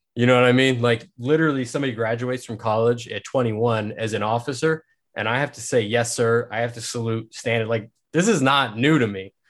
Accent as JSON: {"language": "English", "town": "Manhattan", "region": "Kansas", "country": "United States", "said": "I'm actually here from Manhattan, Kansas"}